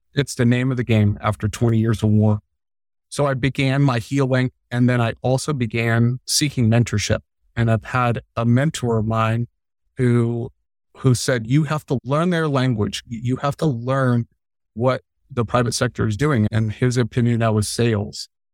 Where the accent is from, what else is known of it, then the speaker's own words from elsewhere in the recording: Arizona, United States; also born or lived in Long Island, New York; I grew up in Long Island, New York, moved to Arizona when I was a wee little guy. I know Arizona way better than I know New York.